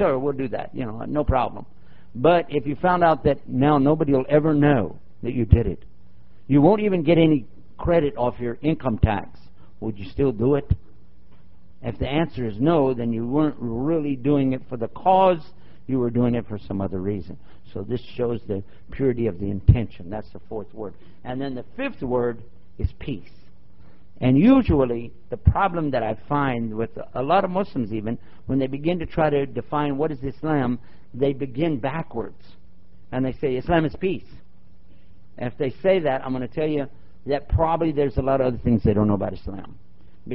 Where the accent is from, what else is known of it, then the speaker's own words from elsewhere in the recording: Texas, United States; I'm from Texas